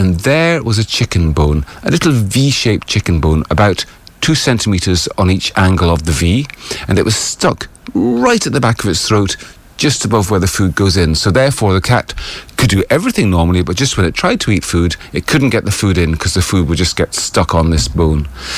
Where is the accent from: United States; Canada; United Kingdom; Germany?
United Kingdom; So as a British vet, you see, originally, it means that I'm a life member of the Royal College of Veterinary Surgeons.